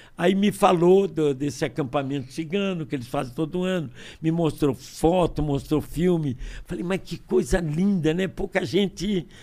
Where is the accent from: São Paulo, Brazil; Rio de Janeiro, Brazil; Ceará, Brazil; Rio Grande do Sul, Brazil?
Rio de Janeiro, Brazil; Niterói; moved away; also born or lived in Brasília; tenho cara de baiano, nome de alemão e nasci em Niterói